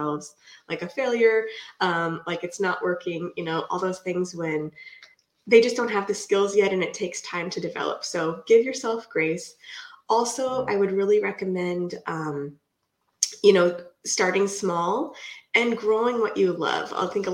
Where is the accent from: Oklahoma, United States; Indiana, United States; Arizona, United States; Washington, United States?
Washington, United States; Puget Sound area, near Seattle; now in Vancouver, United States; I live in Vancouver right now, right by Portland, Oregon. I've been here for like almost 20 years, but I'm from the Puget Sound area, up by Seattle